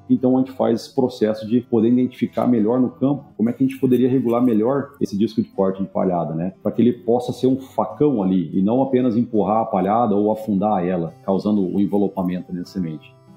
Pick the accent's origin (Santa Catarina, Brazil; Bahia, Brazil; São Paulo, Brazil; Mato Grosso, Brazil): Mato Grosso, Brazil; Primavera do Leste; also born or lived in Santo Ângelo, Rio Grande do Sul, Brazil; Sou nascido em Santo Ângelo, mas muito cedo já, com 3, 4 anos de idade, minha família veio para o Mato Grosso